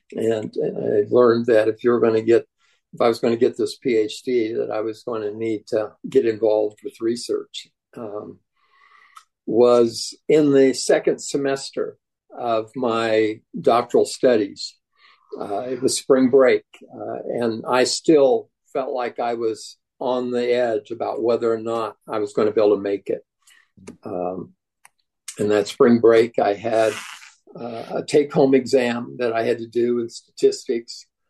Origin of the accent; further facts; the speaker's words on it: Kansas, United States; I grew up in in Kansas